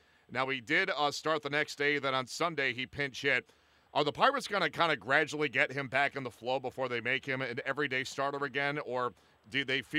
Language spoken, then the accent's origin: English; near St. Louis, Missouri, United States; I grew up near St. Louis